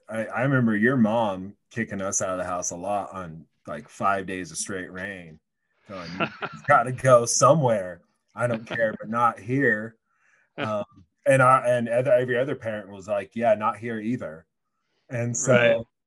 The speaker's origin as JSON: {"language": "English", "town": "Portland", "region": "Oregon", "country": "United States", "tie": "born or raised there", "also_born_or_lived": "Gresham, Oregon", "moved": "yes", "lives_now": "Laramie, United States", "said": "growing up in Portland"}